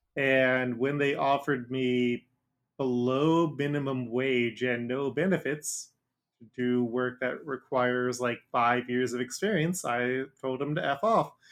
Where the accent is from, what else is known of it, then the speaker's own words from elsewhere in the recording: Dayton, Ohio, United States; I grew up in Ohio